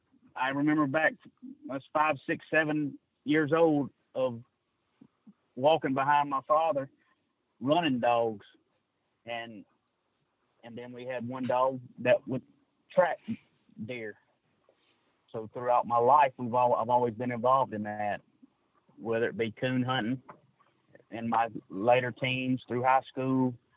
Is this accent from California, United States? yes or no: no; Braxton, Mississippi, United States; I'm from Braxton, Mississippi, a little town in Simpson County.